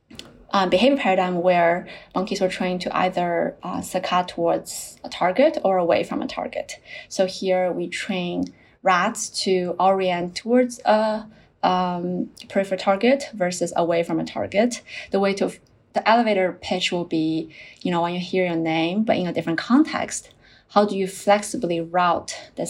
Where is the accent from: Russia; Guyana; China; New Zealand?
China; moved away as an adult; also born or lived in South Carolina, United States / Princeton, United States / Shanghai, China; I grew up in China and then I went to the US for my undergrad.